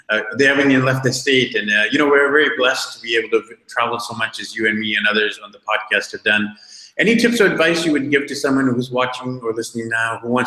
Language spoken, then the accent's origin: English; India; And I'm like, India, Indian origin.